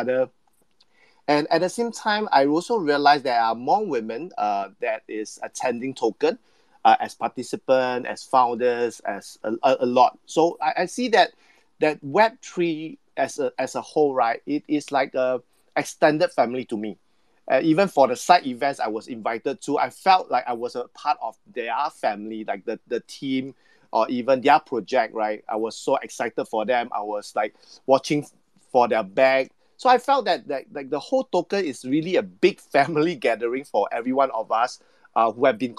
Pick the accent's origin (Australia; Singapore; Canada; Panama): Singapore; being a Singaporean